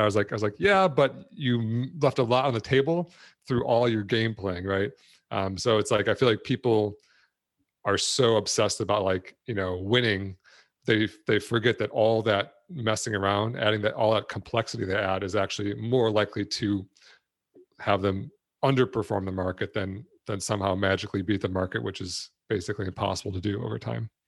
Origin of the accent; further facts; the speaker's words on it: Detroit, Michigan, United States; I grew up in Detroit